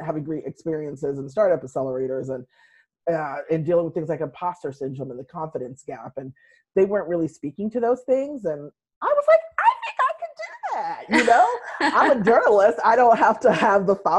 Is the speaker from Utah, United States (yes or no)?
no; Western Massachusetts, United States; I'm from Western Massachusetts and kind of grew up writing for the local newspapers there